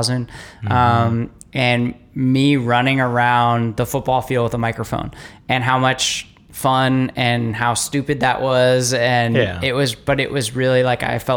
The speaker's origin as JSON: {"language": "English", "town": "Castro Valley", "region": "California", "country": "United States", "tie": "born or raised there", "said": "I grew up running around Lake Chabot and Castor Valley"}